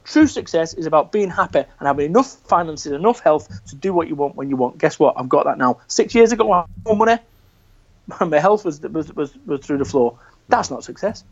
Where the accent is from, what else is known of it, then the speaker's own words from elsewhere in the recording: Salford, North West England, United Kingdom; moved away; also born or lived in Somerset; I'm from Salford, Manchester. I lived in a shop above a masonette.